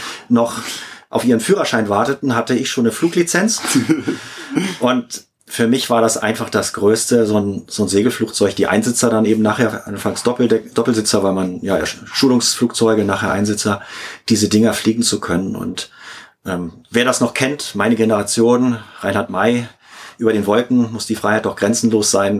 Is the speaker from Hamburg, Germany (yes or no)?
yes; Hamburg, Germany; ich bin in Hamburg aufgewachsen